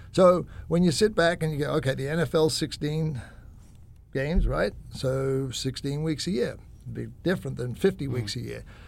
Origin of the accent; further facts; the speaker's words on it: Australia; I'm Aussie